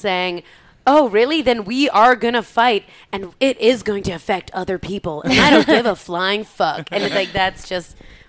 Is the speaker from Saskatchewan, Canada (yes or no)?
no; Stratford, Ontario, Canada; I grew up in Stratford, Ontario.